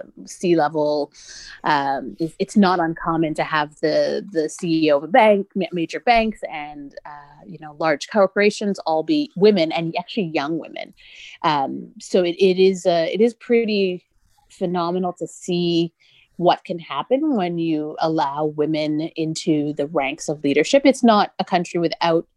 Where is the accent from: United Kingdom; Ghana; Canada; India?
Canada; I grew up in Canada